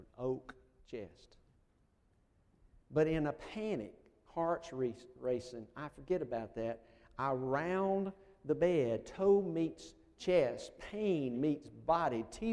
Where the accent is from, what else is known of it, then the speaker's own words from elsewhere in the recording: United States; moved away; I'm originally from Colman County